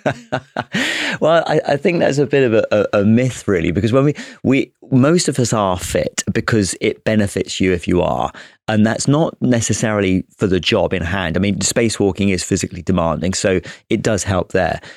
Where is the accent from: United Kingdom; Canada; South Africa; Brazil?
United Kingdom; the Brit officer who joined